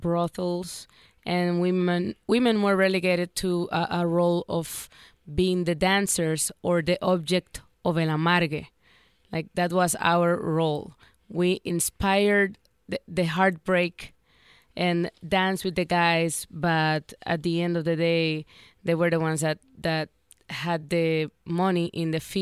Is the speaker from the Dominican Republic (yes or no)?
yes; Dominican Republic; moved away; when I was growing up in the Dominican Republic